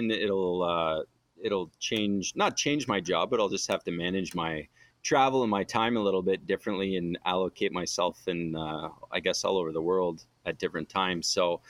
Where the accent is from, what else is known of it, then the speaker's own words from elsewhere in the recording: Ottawa, Ontario, Canada; Yeah, well, I grew up in Ottawa. My whole life and played junior hockey there.